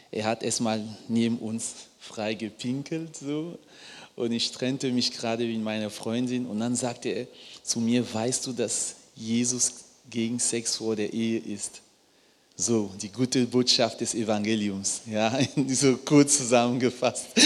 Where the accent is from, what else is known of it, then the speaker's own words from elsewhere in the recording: Cameroon; Ich komme ursprünglich aus Kamerun, Baujahr 1988. Und in Kamerun ist es so, wenn ein Paar heiratet